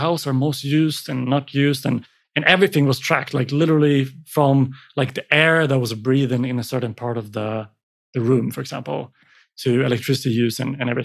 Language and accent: English; Sweden; come to my hometown and you'll find a beautiful little kind of glass enclosed building community with palm trees in Sweden